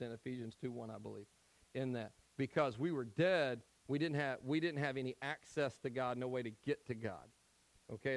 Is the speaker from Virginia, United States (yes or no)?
no; Tennessee, United States; I'm from Tennessee.